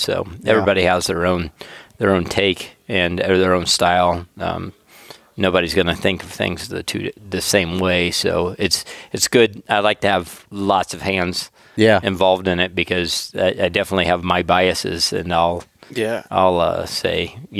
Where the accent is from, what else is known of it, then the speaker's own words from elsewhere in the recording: Auburn, Alabama, United States; I'm from Auburn, so I can say all these things, and it's okay.